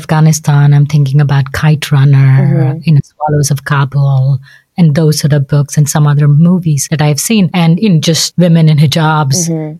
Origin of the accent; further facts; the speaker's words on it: South India, India; I think I grew up in the South, so we have a completely different Indian experience.